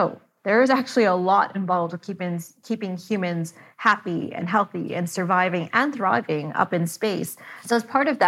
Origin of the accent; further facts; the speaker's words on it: Canada; I'm Canadian